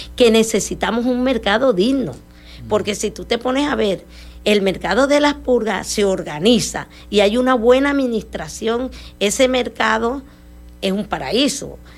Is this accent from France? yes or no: no; Colombia; now in Maracaibo, Venezuela; Yo soy una mujer que llegué aquí, soy emigrante porque colombiana